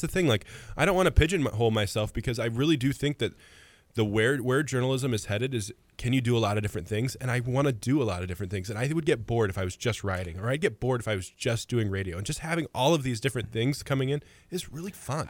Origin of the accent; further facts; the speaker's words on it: Mahomet, Illinois, United States; also born or lived in Farmer City, Illinois / Champaign, Illinois; I was born and raised in Muhammad. I was there for sixteen years.